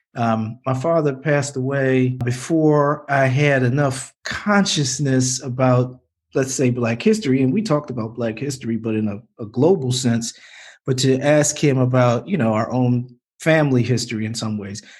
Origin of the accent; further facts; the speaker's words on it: Baltimore, Maryland, United States; my hometown